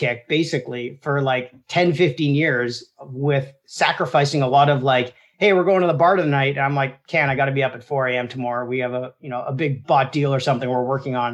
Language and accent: English; Toronto, Ontario, Canada; My dad owned a fruit and vegetable market in Toronto